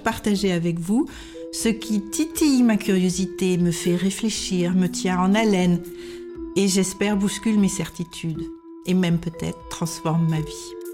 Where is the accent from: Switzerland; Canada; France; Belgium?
France; moved away as an adult; now in Denmark